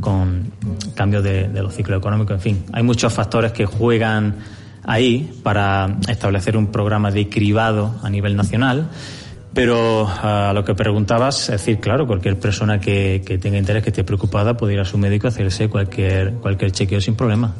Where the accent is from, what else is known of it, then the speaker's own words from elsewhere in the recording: Granada, Andalusia, Spain; now in Jávea, Spain; yo soy oriundo de Granada